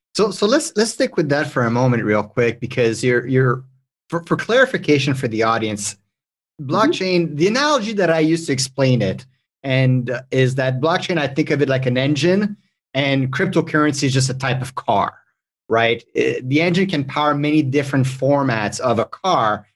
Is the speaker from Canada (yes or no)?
yes; Canada; English is a second language; I'm French Canadian